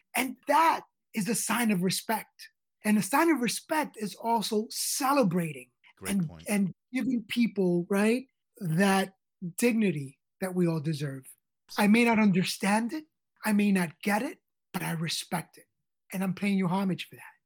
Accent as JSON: {"language": "English", "town": "New York City", "region": "New York", "country": "United States", "tie": "born or raised there", "said": "I grew up on the Lower East Side of New York"}